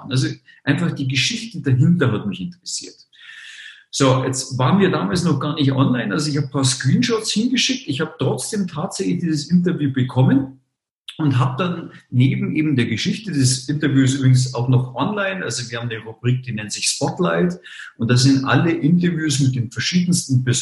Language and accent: German; Munich, Bavaria, Germany; born there; und ich bin in München geboren, ich gebe es zu. Also ähm, bin gebürtiger Münchner, geborener Münchner.